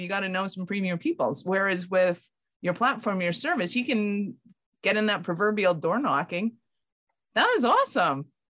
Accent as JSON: {"language": "English", "town": "Calgary", "region": "Alberta", "country": "Canada", "said": "I'm from Calgary in Canada"}